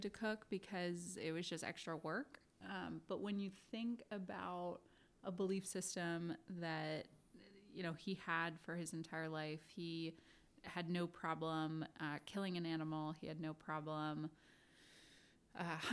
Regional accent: Washington, District of Columbia, United States; now in New York, United States; I grew up on Capitol Hill in DC

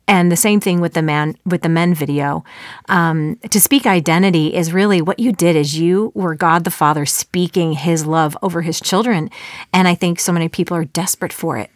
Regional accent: Chicago suburbs, Illinois, United States; moved away as an adult; also born or lived in Texas; We found out we were both born and raised in the Chicago suburbs

